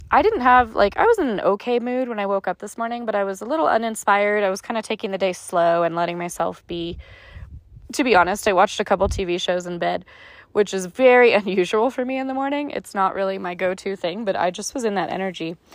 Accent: Ireland; And as you can tell, if you've listened to a few of my episodes at this point, I'm Irish and I'm all about a story.

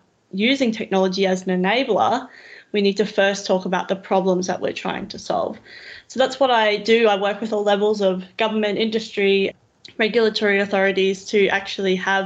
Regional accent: Roma, Queensland, Australia; moved away as an adult; also born or lived in Brisbane / Tambo / Dirranbandi; now in Toowoomba, Australia; I'm from Roma originally, which again is a small regional town, 7,500 people. I grew up in regions, essentially

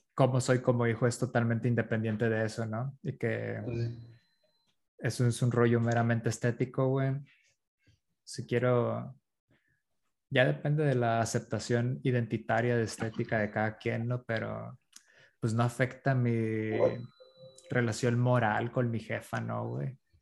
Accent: La Paz, Baja California Sur, Mexico; also born or lived in Iztapalapa, Mexico City; now in Mexico City, Mexico; yo nací en La Paz

